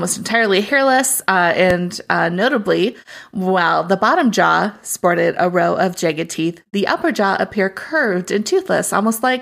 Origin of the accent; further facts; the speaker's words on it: Midwest, United States; I'm from the Midwest